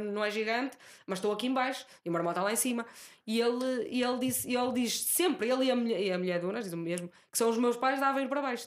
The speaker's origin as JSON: {"language": "Portuguese", "town": "Guimarães", "region": "Norte", "country": "Portugal", "moved": "yes"}